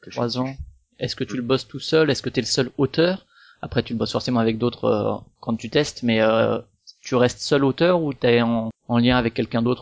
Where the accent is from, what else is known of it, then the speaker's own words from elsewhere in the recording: Strasbourg, Grand Est, France; comme moi je suis de Strasbourg aussi et que je passe souvent effectivement à la boutique